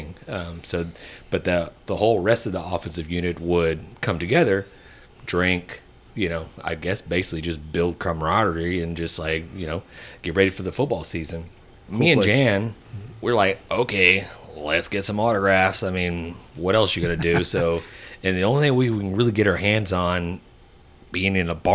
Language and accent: English; Houston, Texas, United States; Growing up in the Houston area